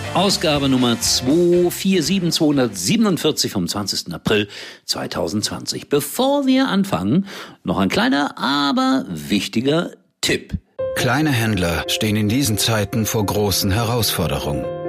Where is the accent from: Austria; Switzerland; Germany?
Germany; Gelsenkirchen, North Rhine-Westphalia; das ist ja meine Heimat